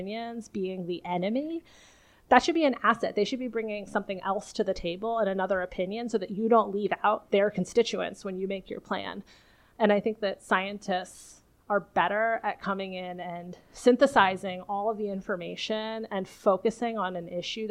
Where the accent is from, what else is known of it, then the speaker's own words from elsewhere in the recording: Philadelphia, Pennsylvania, United States; I am a biophysicist from the Philadelphia area